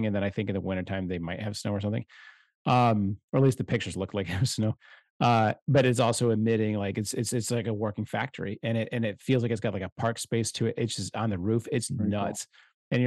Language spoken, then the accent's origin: English; Chicago, Illinois, United States; as a Chicagoan